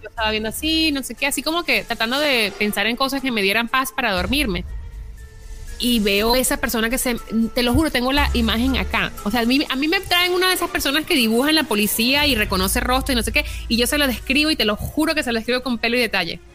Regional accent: Caracas, Capital District, Venezuela; moved away; yo vengo de Caracas, que es bien peligroso.

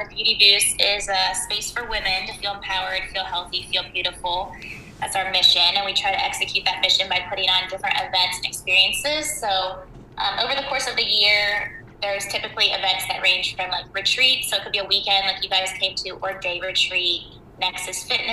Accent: Wheeling, West Virginia, United States; moved away as an adult; now in Columbus, United States; I'm from Wheeling, lived there pretty much my whole childhood up until I was 18, then I moved to Columbus for college

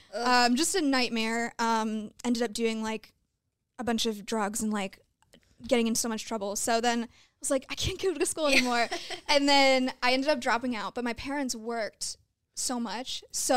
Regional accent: Connecticut, United States; moved away as an adult; also born or lived in Seattle, Washington; now in California, United States; I was born in Seattle. Okay. And I ended up, my family moved to the East Coast, so I grew up in Connecticut most of my life.

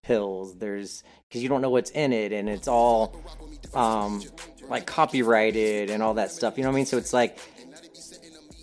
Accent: North Carolina, United States; I'm from North Carolina.

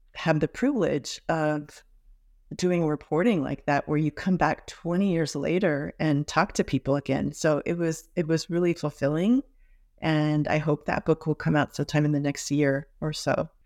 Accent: Los Angeles, California, United States; also born or lived in Santa Barbara, California; growing up in Hollywood, a very multiracial, um, multi-ethnic international environment at Hollywood High School

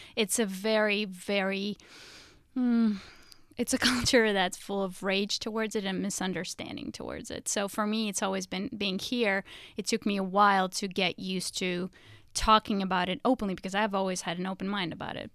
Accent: Russia; moved away; growing up in Russia

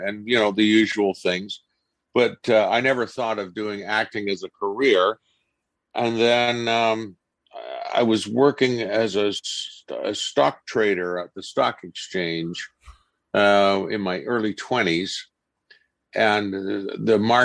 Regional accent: Vancouver, British Columbia, Canada; also born or lived in United Kingdom / Ottawa / Los Angeles; I grew up here in Vancouver.

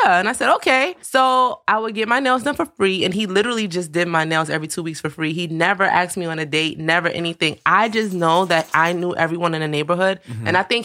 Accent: New York City, New York, United States; growing up in Bed-Stuy in my teenage years was the 90s

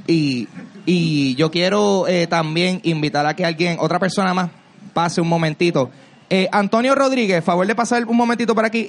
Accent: Carolina, Puerto Rico; yo soy de Carolina

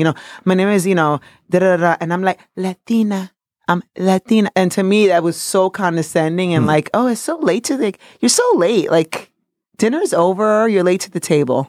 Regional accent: New York City, New York, United States; also born or lived in Dominican Republic; I'm a Dominican Yorker. I'm from New York City by way of Dominican Republic

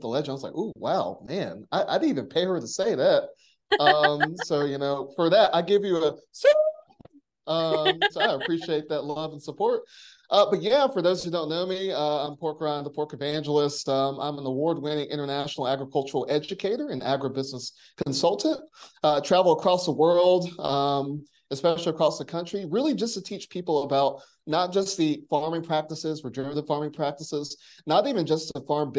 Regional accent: Monroe, North Carolina, United States; I was born and raised in Union County, Monroe, North Carolina, and I was exposed to like country living, but not farming

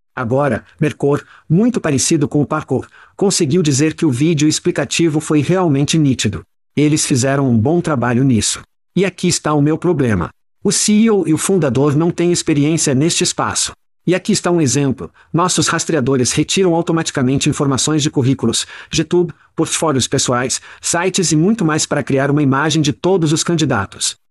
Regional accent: Ohio, United States; nós dois crescemos em Ohio

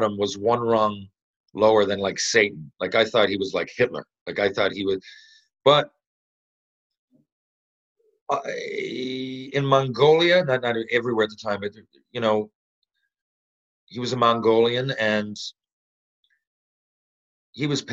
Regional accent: Canada; I'm just a Canadian

